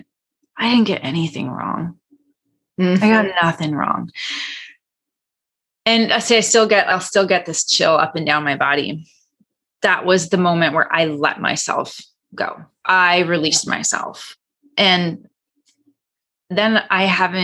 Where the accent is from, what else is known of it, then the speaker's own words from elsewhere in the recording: Canada; now in Los Angeles, United States; I'm Canadian